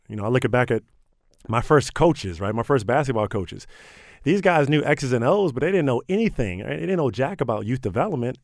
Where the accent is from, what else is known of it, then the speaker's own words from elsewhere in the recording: Prince George's County, Maryland, United States; I grew up in Prince George's County